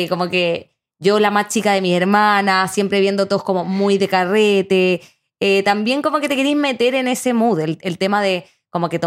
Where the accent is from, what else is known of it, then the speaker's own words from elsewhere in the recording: Los Ángeles, Biobío, Chile; yo soy de Los Ángeles